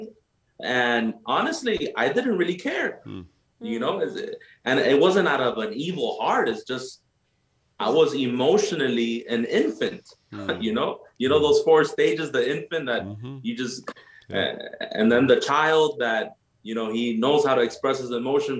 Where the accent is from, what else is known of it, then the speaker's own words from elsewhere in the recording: Nicaragua; moved away; I'm from Nicaragua. You know, I'm from Central America